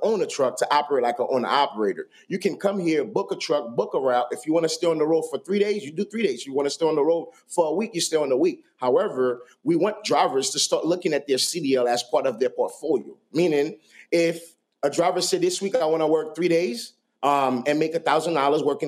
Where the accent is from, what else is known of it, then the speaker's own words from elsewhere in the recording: New York City, New York, United States; I grew up in Brooklyn at the time, I remember I was telling you I grew up in a very rough neighborhood